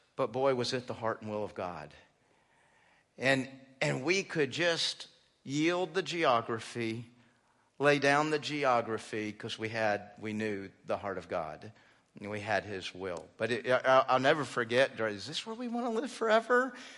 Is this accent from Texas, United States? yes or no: yes; Texas, United States; moved away; also born or lived in Phoenix, Arizona / South Carolina; We were mostly raised in Texas